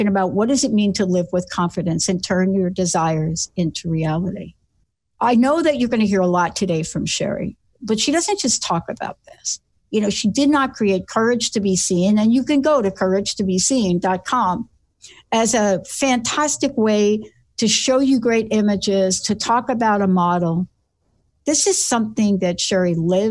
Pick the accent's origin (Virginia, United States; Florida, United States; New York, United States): New York, United States; New York City; I'm this kid from the Bronx that stuttered